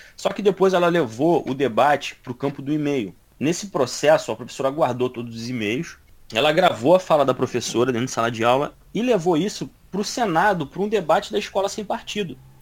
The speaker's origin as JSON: {"language": "Portuguese", "country": "Brazil", "said": "eu sou brasileiro"}